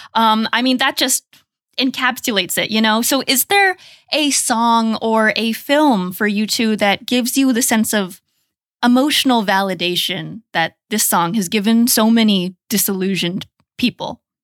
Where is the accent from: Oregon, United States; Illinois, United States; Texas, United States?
Oregon, United States; Portland; moved away as an adult; now in Los Angeles, United States; I was raised in Portland